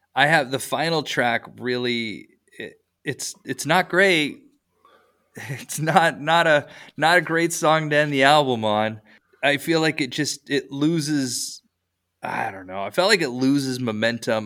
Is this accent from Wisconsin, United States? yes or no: no; Iowa, United States; moved away; also born or lived in Europe; I grew up in Iowa